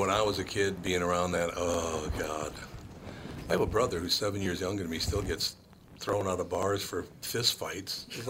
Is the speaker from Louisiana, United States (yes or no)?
no; Minneapolis, Minnesota, United States; Here, like, I grew up in Minneapolis, and if I go up north, I cannot understand what they're saying.